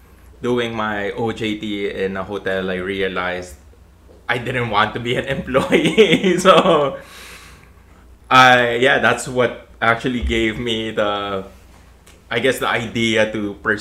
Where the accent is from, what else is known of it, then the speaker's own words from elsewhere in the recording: Philippines; I guess it's our palates, you know, we're very Filipino in terms of what we like to eat.